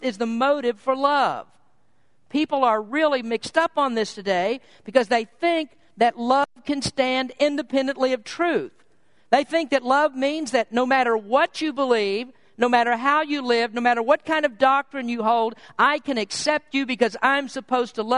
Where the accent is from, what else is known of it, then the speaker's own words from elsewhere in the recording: Kentucky, United States; moved away; I was born in Kentucky. We grew up with very different views of things between San Francisco and Kentucky